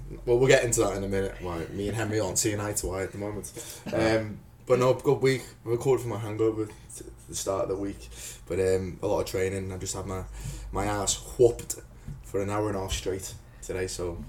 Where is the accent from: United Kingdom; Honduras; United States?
United Kingdom; North West England; accent: Northwest; It's a Northwest accent, is what it is. I can't say it's a Scouse accent because I'm not actually from Liverpool, but yeah, that's all I get all the time.